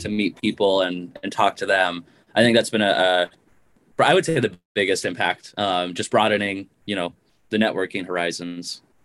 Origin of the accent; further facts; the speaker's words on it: Missoula, Montana, United States; moved away as an adult; also born or lived in Ohio; I grew up in Montana, um, in Missoula, Montana, and I went to my hometown university for my undergraduate